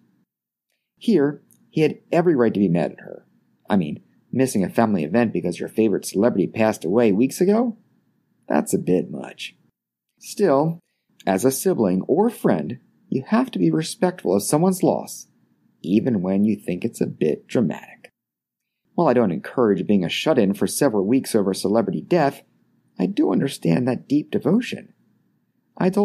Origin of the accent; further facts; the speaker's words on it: Baltimore, Maryland, United States; just shy of my 5th birthday, a very traumatic event took place in my hometown